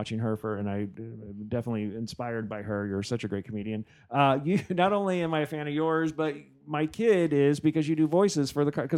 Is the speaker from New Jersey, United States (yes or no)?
yes; New Jersey, United States; now in California, United States; growing up in Jersey